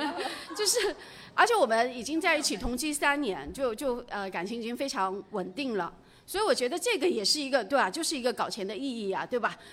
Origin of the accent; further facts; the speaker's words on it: Jiangxi, China; 我本身是出生在，呃 江西的一个很普通的家庭。然后我爸爸十岁就去世了。我，我，我曾经有一段时间家里是挺穷的